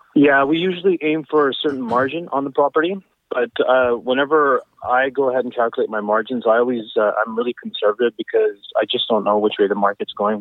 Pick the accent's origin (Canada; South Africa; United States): Canada; Abbotsford, British Columbia; also born or lived in Surrey / Burnaby; I was born and raised in Abbotsford